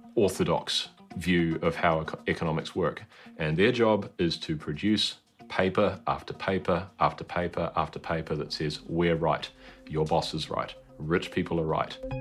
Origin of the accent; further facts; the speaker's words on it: Australia; now in New Zealand; As an Australian